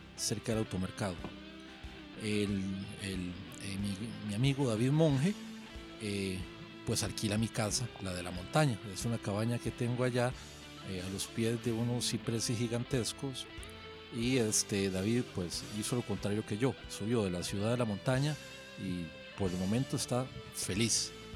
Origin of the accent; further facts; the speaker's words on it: Fraijanes, Alajuela, Costa Rica; also born or lived in San Rafael, Alajuela; soy de la montaña, yo soy de, de Freijanes. Nos fuimos a Freijanes cuando yo tenía como 8 años, vivía eh, viví ahí durante 30 y pico de años